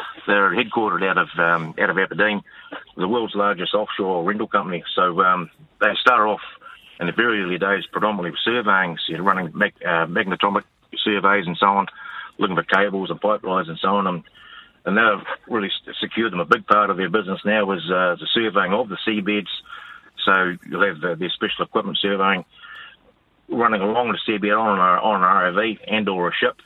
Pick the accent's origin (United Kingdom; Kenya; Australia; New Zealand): New Zealand; on a dairy farm.